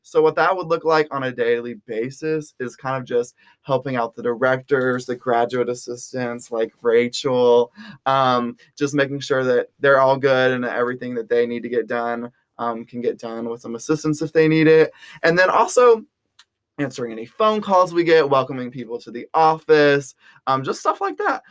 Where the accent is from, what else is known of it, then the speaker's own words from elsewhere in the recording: Round Rock, Texas, United States; moved away as an adult; now in Fayetteville, Arkansas, United States; I'm from Round Rock, Texas, which is a suburb of Austin, Texas